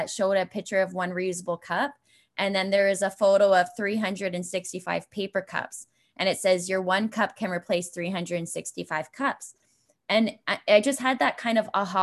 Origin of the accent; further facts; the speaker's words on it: Brantford, Ontario, Canada; I knew I was heading back to Brantford